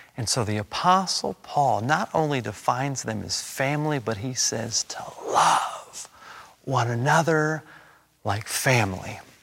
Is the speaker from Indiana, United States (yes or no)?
no; Los Angeles, California, United States; I was born and raised and educated in Los Angeles.